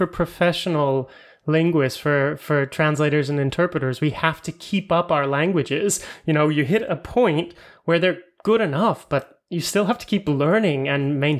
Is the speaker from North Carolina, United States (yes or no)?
no; Florida, United States; now in Europe